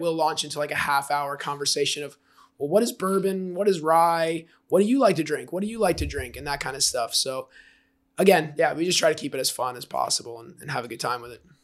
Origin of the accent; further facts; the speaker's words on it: Jersey Shore, New Jersey, United States; now in Austin, United States; I grew up on the Jersey Shore and I'm Italian